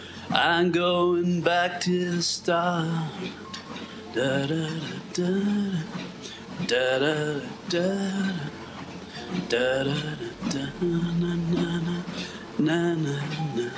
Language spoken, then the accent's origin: English; Ireland; I'm Irish